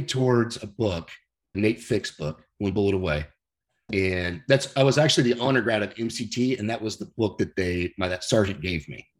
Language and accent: English; San Clemente, California, United States; also born or lived in Dallas, Texas; I grew up here in San Clemente, which is where I live now